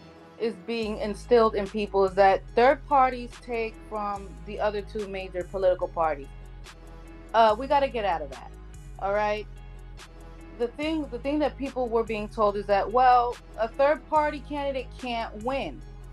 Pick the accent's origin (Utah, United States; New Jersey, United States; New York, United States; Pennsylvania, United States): New York, United States; now in Florida, United States; yes, I live in Florida. I was born and raised in New York, but I moved to Florida.